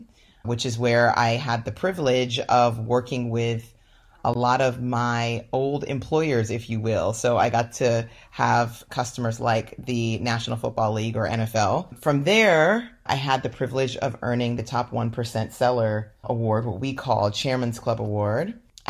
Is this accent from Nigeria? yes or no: yes; Nigeria; also born or lived in London, United Kingdom; now in United States; You know, I'm Nigerian by birth and grew up as a Nigerian immigrant in Western countries. So one in London, England, where I was born, and then moved to the United States.